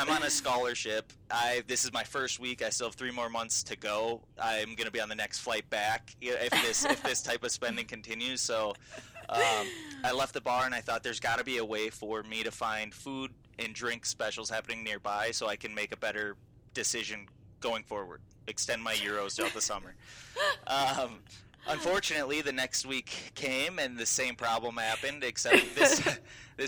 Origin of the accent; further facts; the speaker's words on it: Minneapolis–Saint Paul, Minnesota, United States; also born or lived in Iowa City, Iowa; I was born and raised in Minnesota, in the Twin Cities